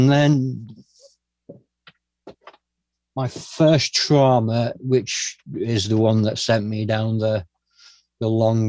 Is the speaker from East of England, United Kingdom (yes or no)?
no; Glasgow, Scotland, United Kingdom; born there; Yeah, so I was told that my mum, that I was born in Glasgow, and that my mum was young.